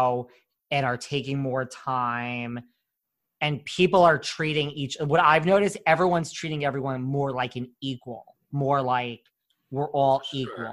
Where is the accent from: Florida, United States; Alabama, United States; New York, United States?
New York, United States; I'm such a New Yorker